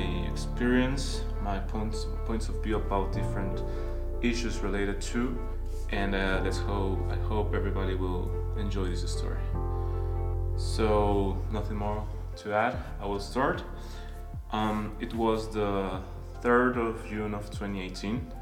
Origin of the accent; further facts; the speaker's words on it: Guatemala; moved away; I'm from Guatemala